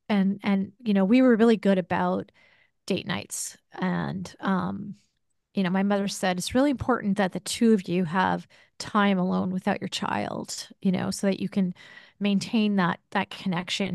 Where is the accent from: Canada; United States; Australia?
United States; we, as American society